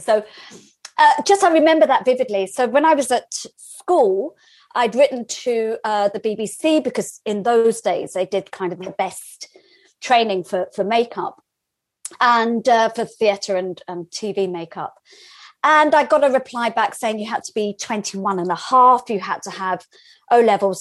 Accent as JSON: {"language": "English", "region": "London", "country": "United Kingdom", "tie": "born or raised there", "said": "I grew up in North London"}